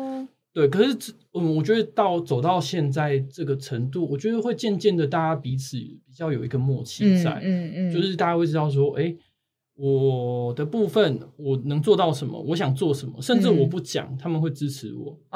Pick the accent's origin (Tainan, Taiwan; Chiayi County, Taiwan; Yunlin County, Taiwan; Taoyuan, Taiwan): Chiayi County, Taiwan; Chiayi; also born or lived in Australia; 在小时候在嘉义的生活